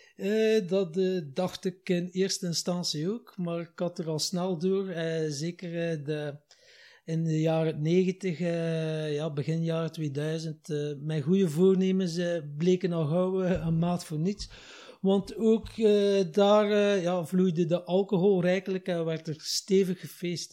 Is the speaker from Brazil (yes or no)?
no; Wachtenbeke, Flanders, Belgium; also born or lived in Ghent; samen met mijn jongere broer heb ik eh, mijn jeugd doorgebracht in Wachtenbeke